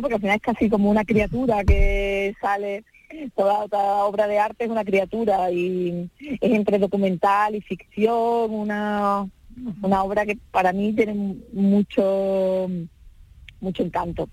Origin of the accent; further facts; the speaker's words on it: Seville, Andalusia, Spain; somos los dos de Sevilla